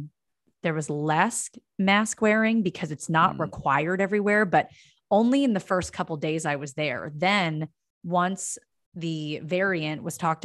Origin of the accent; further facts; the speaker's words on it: Pennsylvania, United States; moved away; I'm from Pennsylvania.